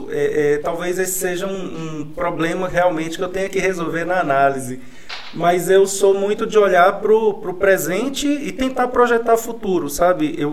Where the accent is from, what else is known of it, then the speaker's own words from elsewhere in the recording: Pirapora, Minas Gerais, Brazil; sou de Pirapora, neto de Rosa, filho de Rosa e marido de Jean